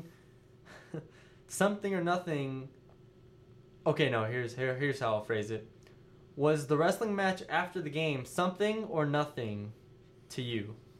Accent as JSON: {"language": "English", "town": "San Antonio", "region": "Texas", "country": "United States", "tie": "born or raised there", "said": "my hometown of San Antonio."}